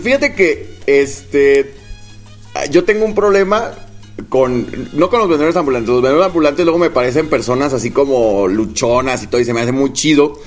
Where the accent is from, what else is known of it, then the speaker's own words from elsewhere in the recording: Guadalajara, Jalisco, Mexico; soy de Guadalajara